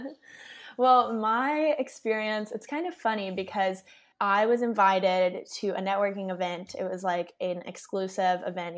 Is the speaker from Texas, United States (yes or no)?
yes; Austin, Texas, United States; I was born and raised in Austin